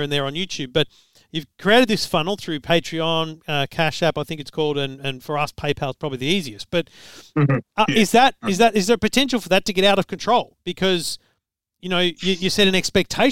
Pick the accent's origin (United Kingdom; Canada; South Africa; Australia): Australia; As an Australian